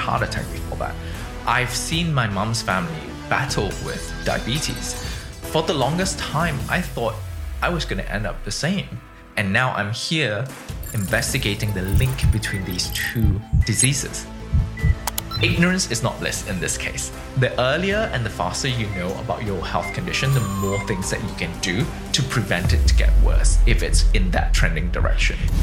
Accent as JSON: {"language": "English", "country": "Malaysia", "tie": "born or raised there", "also_born_or_lived": "United Kingdom", "moved": "as an adult", "lives_now": "San Francisco, United States", "said": "born and bred in Malaysia, Um, I didn't leave my country until I was twenty"}